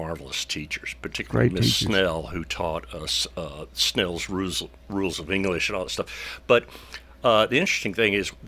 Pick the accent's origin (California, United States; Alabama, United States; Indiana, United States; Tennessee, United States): Tennessee, United States; Murfreesboro; also born or lived in Nashville, Tennessee / Philadelphia / Paris; I was born in Nashville, and my parents moved to Murfreesboro. My dad got a job at teaching at MTSU. This was in 1960